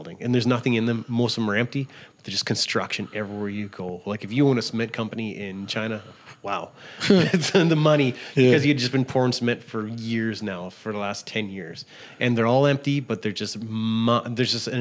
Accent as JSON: {"language": "English", "town": "Big Beaver", "region": "Saskatchewan", "country": "Canada", "tie": "born or raised there", "moved": "yes", "said": "I'm from Big Beaver, Saskatchewan. It's a really small town in the middle of the province, just but 6 miles from the Montana border."}